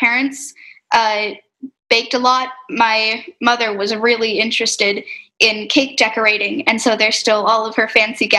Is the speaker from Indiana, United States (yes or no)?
no; Davis, California, United States; both of us grew up in Davis.